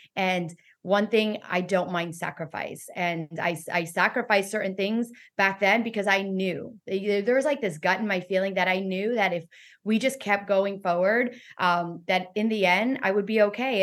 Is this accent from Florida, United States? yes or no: yes; Weston, Florida, United States; also born or lived in Miami, Florida; I was born in in Miami, Florida, raised in Weston, Florida